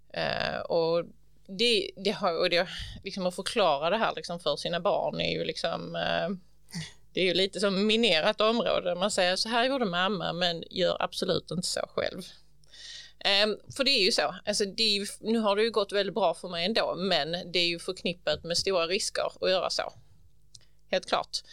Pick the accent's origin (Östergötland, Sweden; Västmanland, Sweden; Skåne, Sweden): Skåne, Sweden; Ugglohult, near Hjärnarp, Hallandsåsen; also born or lived in Helsingborg; kring Ugglohult där jag växte upp